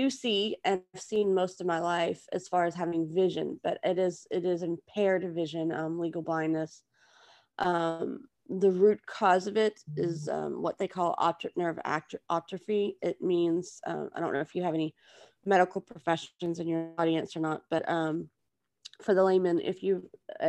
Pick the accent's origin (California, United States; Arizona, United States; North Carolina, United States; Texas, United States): Texas, United States; moved away as an adult; now in Louisiana, United States; I was originally from Texas, and that's what I claim